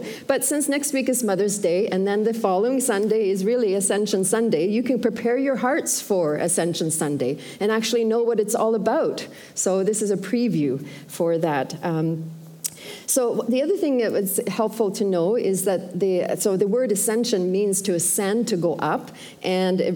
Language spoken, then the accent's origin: English; Sweden; now in Canada; I'm originally from Sweden, and by the way, my dad and his wife Lois are here, and so he was born in Sweden too as well